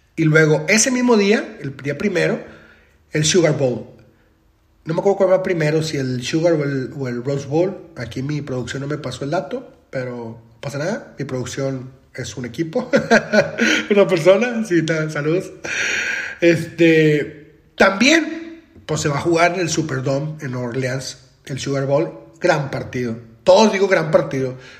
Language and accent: Spanish; Monterrey, Nuevo León, Mexico; yo soy de Monterrey, Nuevo León